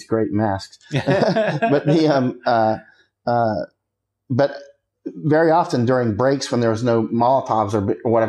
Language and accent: English; Florida, United States; born or raised there; moved away as an adult; also born or lived in Poland / Thailand